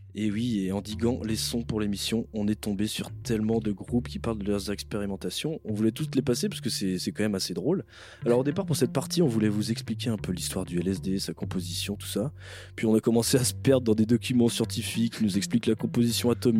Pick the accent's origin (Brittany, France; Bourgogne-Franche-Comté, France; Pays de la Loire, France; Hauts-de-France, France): Brittany, France; Breton; en tant que breton